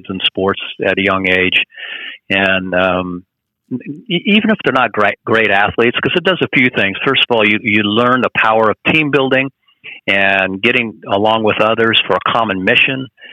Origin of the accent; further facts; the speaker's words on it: Sacramento, Southern California, United States; also born or lived in Rancho Cordova, California; I was born in Sacramento, right in the heart of gold country. At Sutter Memorial Hospital, and I lived in the area, mainly Rancho Cordova.